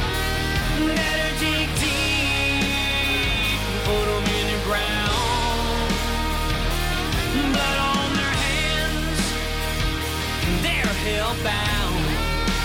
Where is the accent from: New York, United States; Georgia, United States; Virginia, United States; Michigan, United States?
Georgia, United States; Atlanta; moved away; I grew up in Atlanta, Fulton County, and I used to sell Cokes at the old Fulton County Stadium.